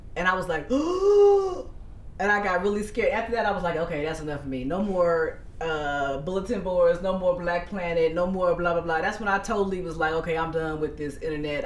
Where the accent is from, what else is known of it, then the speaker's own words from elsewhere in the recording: Dayton, Ohio, United States; we're from Dayton, Ohio